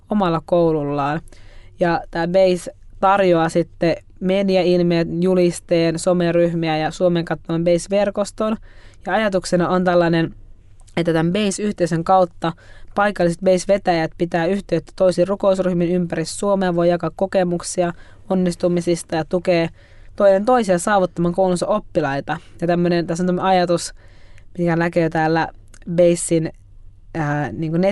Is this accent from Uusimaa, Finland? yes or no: yes; Järvenpää, Uusimaa, Finland; mä oon itse asiassa järven päästä. Muutin just omaan asuntoon.